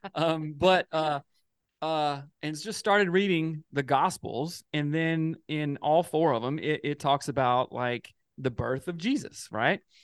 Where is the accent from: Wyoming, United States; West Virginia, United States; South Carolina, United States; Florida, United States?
South Carolina, United States; Greer; moved away; I'm from the South in South Carolina and moved out here